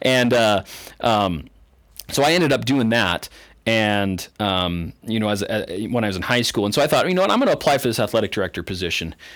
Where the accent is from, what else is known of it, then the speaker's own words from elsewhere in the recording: Canada; moved away as an adult; now in eastern Idaho, United States; I didn't even grow up here in eastern Idaho. I grew up in Canada